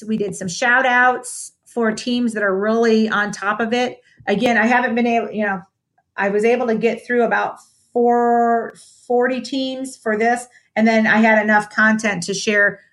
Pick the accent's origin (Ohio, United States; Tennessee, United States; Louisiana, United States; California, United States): Ohio, United States; Toledo; born or raised there; now in Dallas, United States